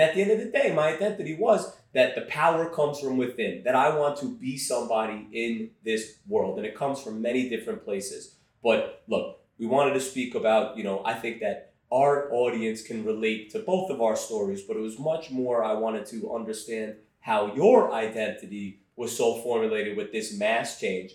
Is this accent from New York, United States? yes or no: yes; New York, United States; accent: Brooklyn; Growing up in Brooklyn during the, I, grew up, I was born in 78